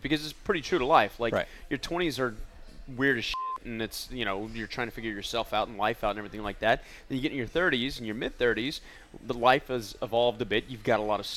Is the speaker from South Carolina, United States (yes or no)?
no; El Paso, Texas, United States; now in Los Angeles, United States; I grew up in El Paso